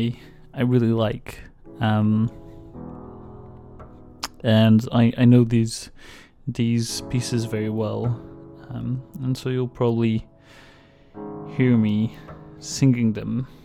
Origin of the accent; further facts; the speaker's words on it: Portugal; I'm from Portugal